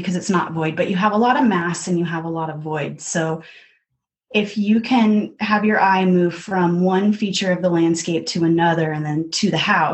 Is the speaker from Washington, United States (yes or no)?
yes; Seattle, Washington, United States; also born or lived in Olympia, Washington; I grew up in the Seattle area, in the foothills, out by Issaquah and Maple Valley